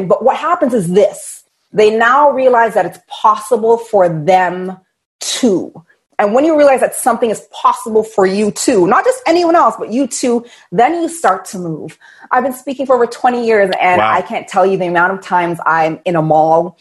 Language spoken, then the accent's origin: English; Toronto, Ontario, Canada; I'm from Toronto, Canada